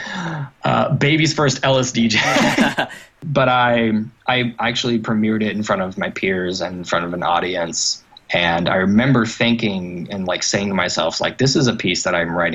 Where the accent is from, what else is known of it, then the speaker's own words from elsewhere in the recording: Oklahoma City, Oklahoma, United States; I am from Oklahoma City, Oklahoma, one state north of Texas